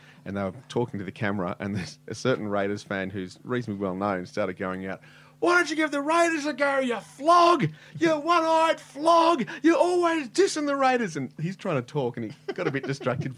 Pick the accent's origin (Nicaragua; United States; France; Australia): Australia; Canberra, Australian Capital Territory; my hometown